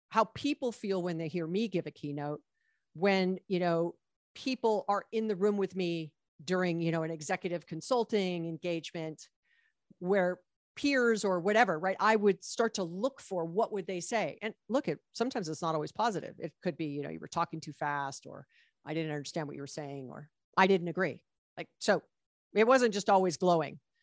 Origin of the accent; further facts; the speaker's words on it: Hawaii, United States; now in Los Angeles, United States; I was born and raised in Hawaii